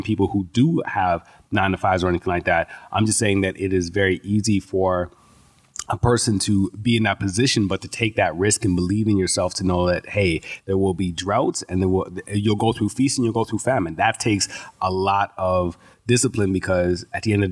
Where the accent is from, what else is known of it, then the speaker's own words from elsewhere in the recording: Edmonton, Alberta, Canada; also born or lived in Toronto, Ontario / Jamaica; The first couple of years of my life, I was a child, just a baby in Jamaica, and then came back here to Edmonton. And that's where I've spent most of my life